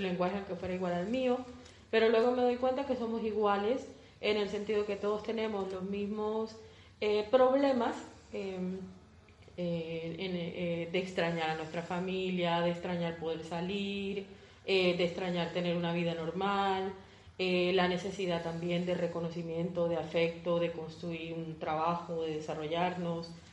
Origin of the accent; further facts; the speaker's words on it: Colombia; moved away as an adult; now in Spain; yo soy colombiana y estoy aquí hace dos años